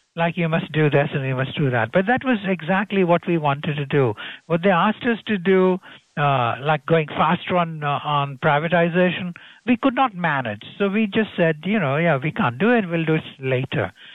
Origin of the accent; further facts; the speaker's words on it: Gujarat, India; I come from Gujarat state